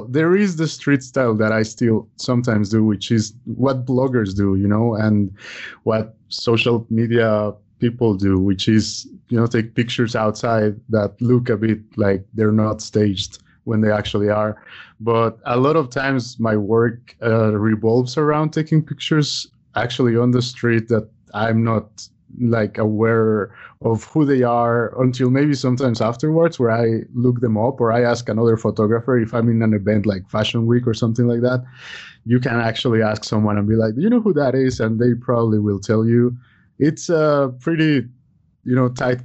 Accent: Mexico City, Mexico; moved away; also born or lived in Italy; I was born in Mexico City, but I've lived abroad about half my life. I lived in Italy for over 10 years

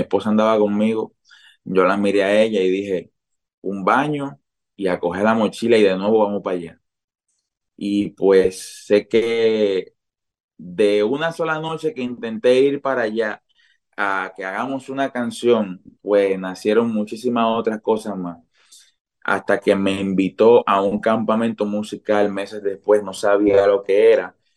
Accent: San Pedro de Macorís, Dominican Republic; en San Pedro de Macorís, que es de donde soy.

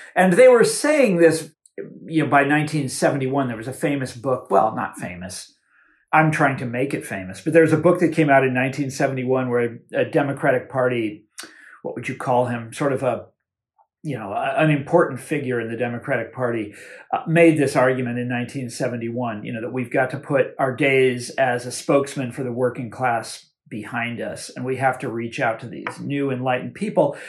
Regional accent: Kansas, United States; my home state of Kansas

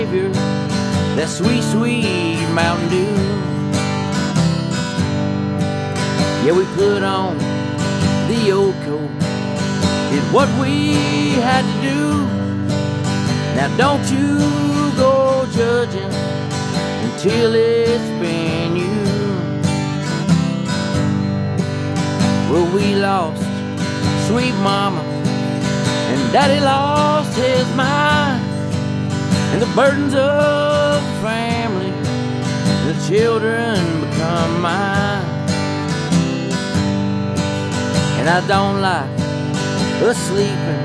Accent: Sneedville, Tennessee, United States; I grew up in Sneedville back in the mountains there

